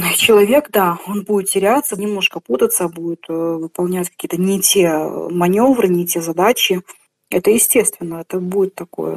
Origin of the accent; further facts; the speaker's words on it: Belarus; also born or lived in Komsomolsk-on-Amur, Khabarovsk Krai, Russia / Grodno, Belarus; Первые несколько лет я прожил там, а потом уже переехал сюда, в Беларусь